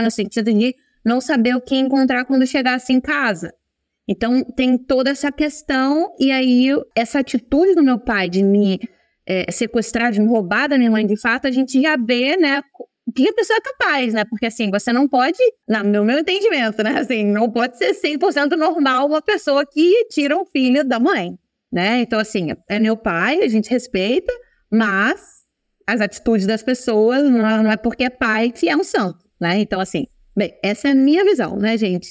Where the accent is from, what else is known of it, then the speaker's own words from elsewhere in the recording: Rio de Janeiro, Brazil; moved away as an adult; also born or lived in United States / Ireland; now in Italy; eu sou do Rio de Janeiro, não é sou carioca.